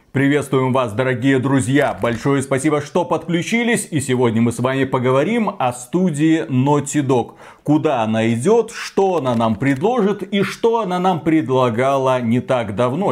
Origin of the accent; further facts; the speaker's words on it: Belarus; мы, два товарища из Беларуси